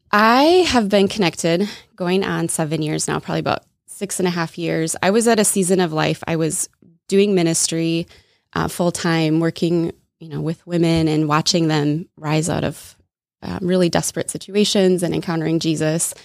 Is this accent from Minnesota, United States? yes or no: yes; Minnesota, United States; accent: Minnesota; also born or lived in Wisconsin; I was born and raised in Minnesota, so you might hear a little Minnesota accent come out at some point